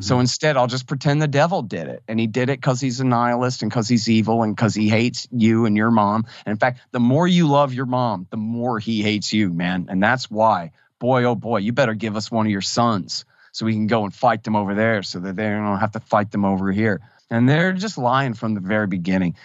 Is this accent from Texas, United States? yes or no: yes; Texas, United States; I'm from Texas